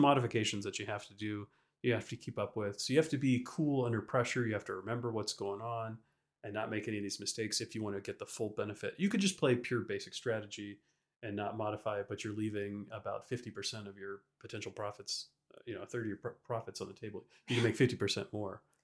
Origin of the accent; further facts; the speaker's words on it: Baton Rouge, Louisiana, United States; So, Frankie and I, we grew up in Louisiana. We lived in Baton Rouge